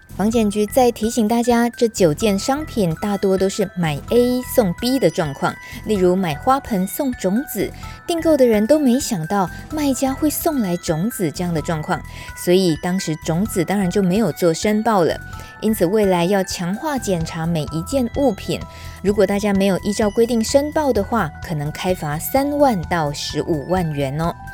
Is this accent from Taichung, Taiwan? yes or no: yes; Wufeng, Taichung, Taiwan; 我的故乡雾峰